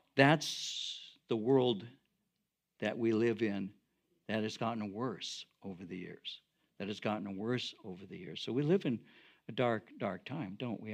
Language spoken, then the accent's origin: English; Norwalk, California, United States; where I grew up in Norwalk